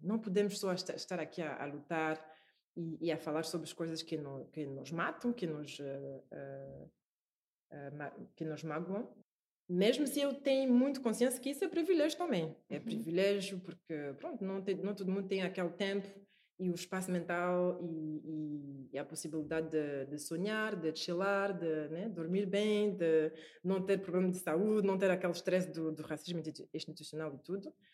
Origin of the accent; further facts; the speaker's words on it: France; Portuguese is a second language; moved away as an adult; also born or lived in Paris, France / Brussels, Belgium / Singapore; now in Portugal; Cresci na França